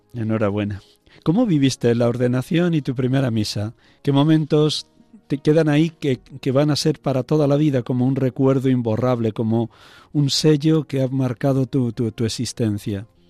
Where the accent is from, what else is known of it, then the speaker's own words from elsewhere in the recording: Riaza, Castile and León, Spain; Riaza, mi pueblo natal